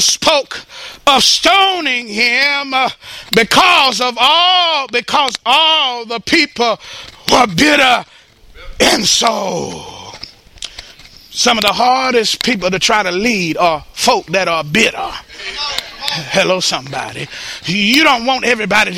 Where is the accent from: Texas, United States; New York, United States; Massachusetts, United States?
Texas, United States; Dallas; I was born in South Dallas